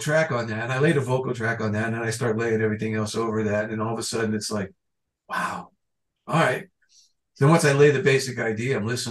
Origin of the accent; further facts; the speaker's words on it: Florida, United States; I'm from Florida.